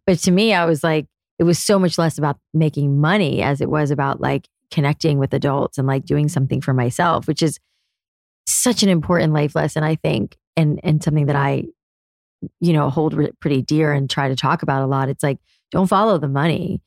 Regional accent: South Florida, United States; moved away as an adult; also born or lived in New York City; I was a curly haired girl growing up in South Florida

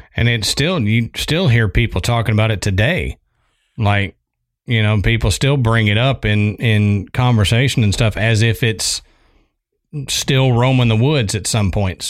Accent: Texas, United States; I'm from Texas

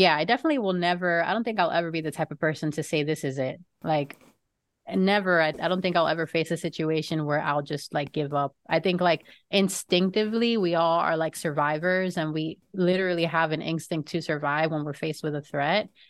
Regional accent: Florida, United States; also born or lived in New York; I am a Floridian just because I've lived here most of my life, although I was born in New York

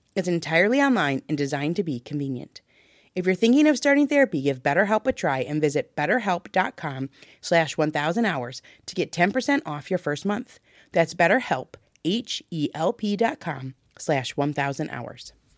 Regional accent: Michigan, United States; we're from Michigan

